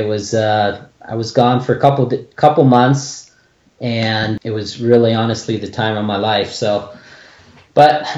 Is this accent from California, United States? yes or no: yes; California, United States; also born or lived in New York / Kentucky; I was born in New York, actually. 47 years ago, believe it or not, and parents just lived out there for a year, took off to Kentucky, and for the most part been living in California since I was about 5 years old